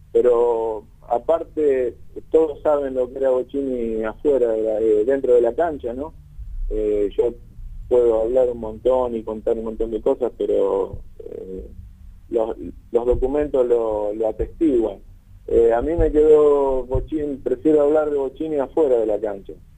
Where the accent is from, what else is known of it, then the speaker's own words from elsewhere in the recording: Villa Constitución, Santa Fe, Argentina; decidimos pegar la vuelta para la ciudad, acá para mi pueblo, Villa Constitución